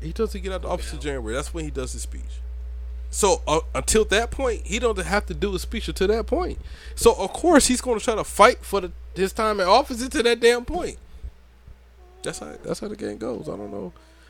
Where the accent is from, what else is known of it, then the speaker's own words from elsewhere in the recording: Brunswick, Georgia, United States; now in Hope Mills, United States; Okay, I'm from Brunswick, Georgia.